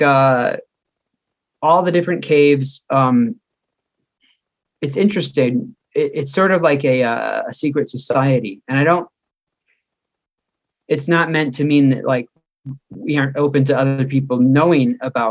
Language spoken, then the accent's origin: English; Chicago, Illinois, United States; moved away as an adult; also born or lived in Black Hills, South Dakota; now in South Dakota, United States; You might notice a little bit of an accent. I'm from Chicago suburbs